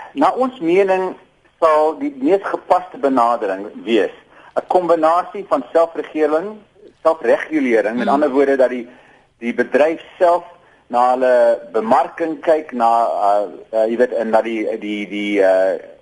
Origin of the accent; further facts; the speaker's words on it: South Africa; ons as Suid-Afrikaners